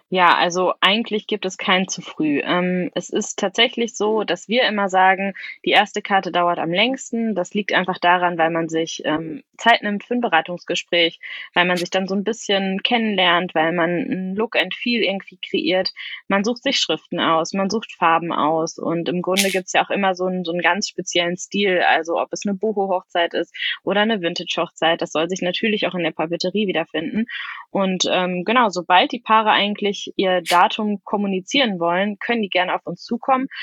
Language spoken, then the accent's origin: German; Sauerland, North Rhine-Westphalia, Germany; moved away; ich komme zum Beispiel ursprünglich aus dem Sauerland